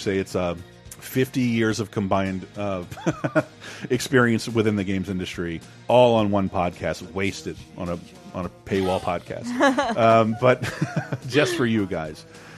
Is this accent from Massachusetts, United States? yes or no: no; New York, United States; accent: New York; I'm from New York. You can tell from my accent.